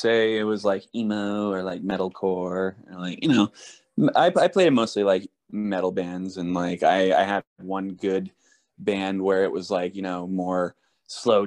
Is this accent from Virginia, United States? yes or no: no; Maine, United States; We're from Maine